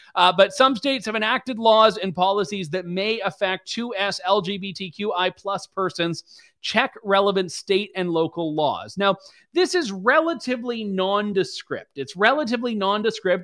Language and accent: English; Canada; as a Canadian